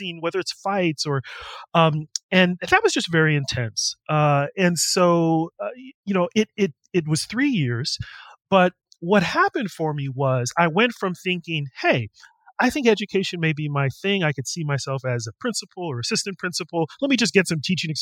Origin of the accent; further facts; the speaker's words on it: California, United States; moved away; me growing up in California, going to Berkeley